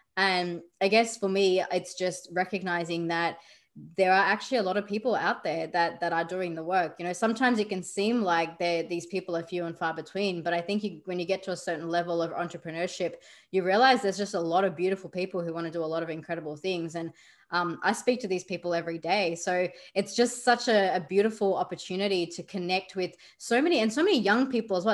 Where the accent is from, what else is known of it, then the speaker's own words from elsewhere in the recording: Australia; I grew up in Australia, yet my background is still Indian